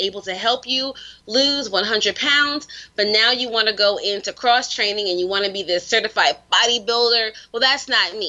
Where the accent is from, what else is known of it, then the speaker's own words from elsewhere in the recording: New York City, New York, United States; I'm from the Bronx